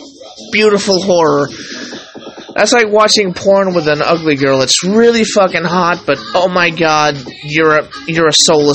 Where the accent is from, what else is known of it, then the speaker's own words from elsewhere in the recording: Hawaii, United States; I'm OG Hawaiian, I'm Japanese. We invented Hawaii.